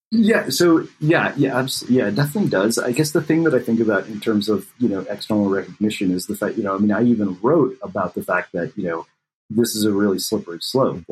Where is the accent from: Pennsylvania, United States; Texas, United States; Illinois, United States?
Texas, United States; born or raised there